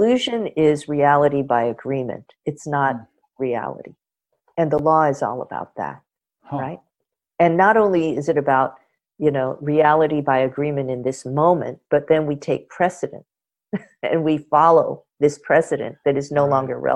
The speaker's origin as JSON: {"language": "English", "town": "Los Angeles", "region": "California", "country": "United States", "tie": "born or raised there", "said": "having been born and raised in Los Angeles, but coming from a culture that, you know, is across the Pacific"}